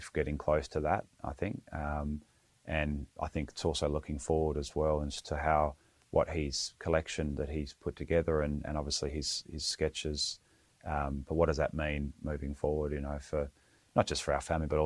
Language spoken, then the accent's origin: English; Western Australia, Australia; growing up in Western Australia, it's reasonably conservative household